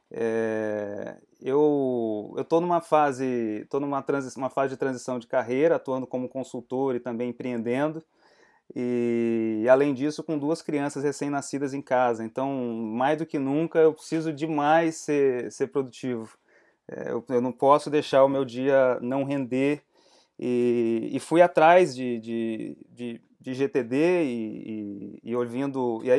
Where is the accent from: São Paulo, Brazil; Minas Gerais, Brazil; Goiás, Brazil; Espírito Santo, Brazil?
Espírito Santo, Brazil; also born or lived in Brasília; Morei em Brasília por 10 anos, mas sou capixaba, estou falando aqui do Espírito Santo, voltei para minha terrinha tem um ano.